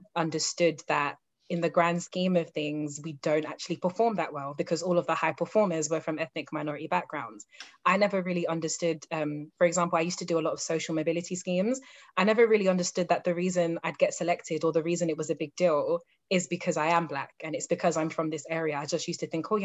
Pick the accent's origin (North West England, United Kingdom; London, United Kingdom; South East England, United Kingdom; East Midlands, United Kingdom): London, United Kingdom; moved away as an adult; now in Dublin, Ireland; I grew up in East London, and my grandma lives in Plaistow